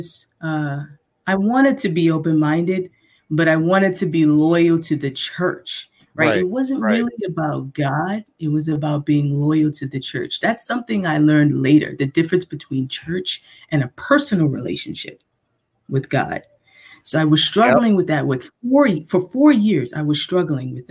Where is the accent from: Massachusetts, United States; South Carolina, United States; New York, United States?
New York, United States; New York City; accent: New York; now in Seoul, South Korea; I was born and raised in Manhattan